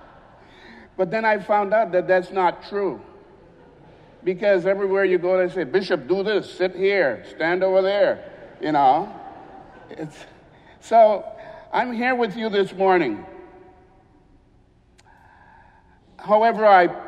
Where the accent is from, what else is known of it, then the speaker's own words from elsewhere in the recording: Tela, Atlántida, Honduras; I grew up on the Caribbean side of Honduras in a small port city called Tela